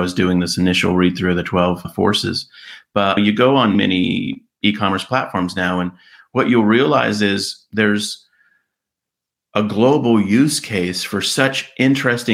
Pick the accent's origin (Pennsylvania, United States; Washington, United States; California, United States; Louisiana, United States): California, United States; my hometown, little California town